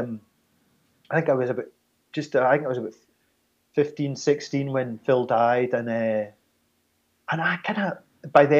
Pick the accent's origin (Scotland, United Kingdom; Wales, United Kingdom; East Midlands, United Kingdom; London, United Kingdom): Scotland, United Kingdom; Glasgow; moved away as an adult; also born or lived in Edinburgh; now in Catterline, United Kingdom; Lived near from where I grew up in Glasgow.